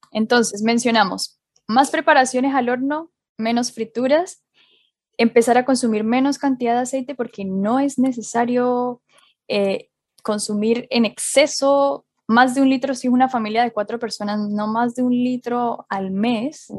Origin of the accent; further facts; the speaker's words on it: Colombia; now in Chile; yo soy colombiana y en Colombia se come maduro frito todos los días